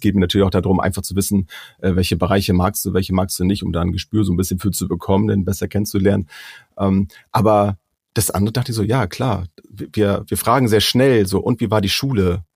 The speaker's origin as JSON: {"language": "German", "region": "Schleswig-Holstein", "country": "Germany", "said": "wir kommen ja nur hier aus Schleswig-Holstein"}